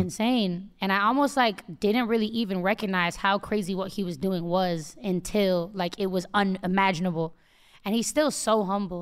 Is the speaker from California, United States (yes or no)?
yes; Oakland, California, United States; I'm from the Bay